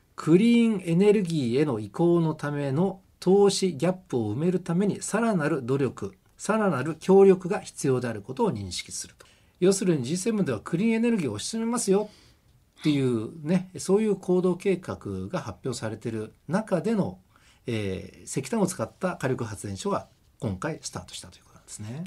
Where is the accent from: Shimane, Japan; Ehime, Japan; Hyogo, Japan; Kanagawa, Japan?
Kanagawa, Japan; Kamakura or Fujisawa; moved away; 神奈川県の鎌倉とか藤沢あたりで過ごした